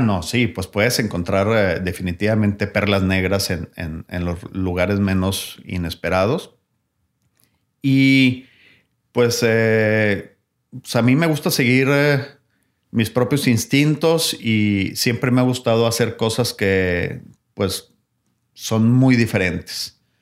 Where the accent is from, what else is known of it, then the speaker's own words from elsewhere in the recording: Mexico; lo que nos hace nuestro como mexicanos